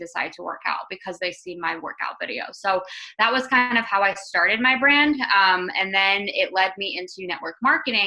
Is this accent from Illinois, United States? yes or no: no; Tampa, Florida, United States; I'm from Tampa, Florida